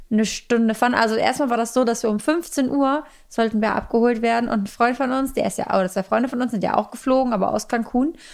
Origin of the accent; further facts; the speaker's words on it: Germany; Und dann sagt man auch, ja, ich war, wir kommen aus Deutschland, oh, Germany.